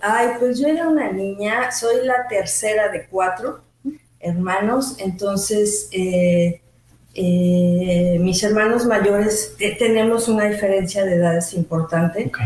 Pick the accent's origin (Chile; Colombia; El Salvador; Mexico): Mexico; Mexico City; moved away as an adult; also born or lived in Switzerland; now in Mérida, Mexico; yo soy mexicana, originalmente de la Ciudad de México, nací hace unos 50 y algo de años.